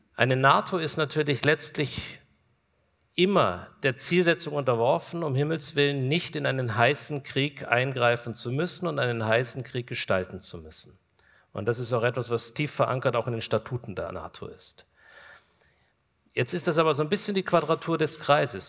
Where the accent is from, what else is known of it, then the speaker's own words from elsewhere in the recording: Kulmbach, Bavaria, Germany; Wir sind in meiner Heimatstadt Kulmbach